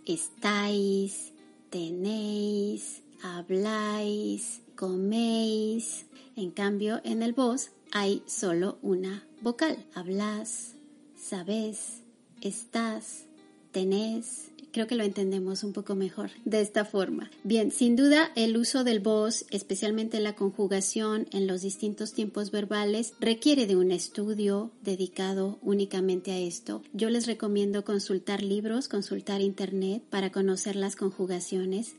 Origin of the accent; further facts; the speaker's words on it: Mexico; en mi propio país